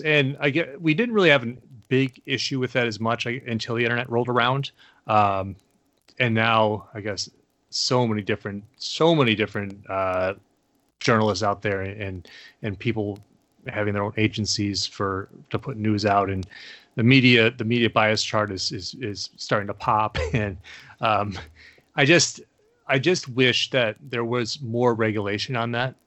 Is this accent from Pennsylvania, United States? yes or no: no; Olean, New York, United States; moved away; where I grew up in Olean, that area is, is the foothills of the Appalachian Mountains